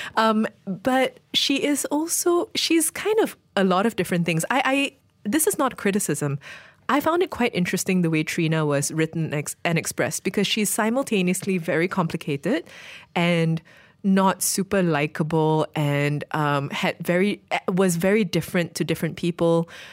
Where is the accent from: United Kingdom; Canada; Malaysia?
Malaysia